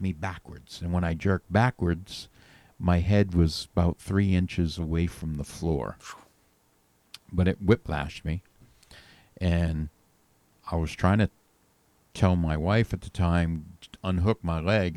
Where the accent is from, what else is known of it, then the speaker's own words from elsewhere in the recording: New England, United States; now in Nashville, United States; I grew up in New England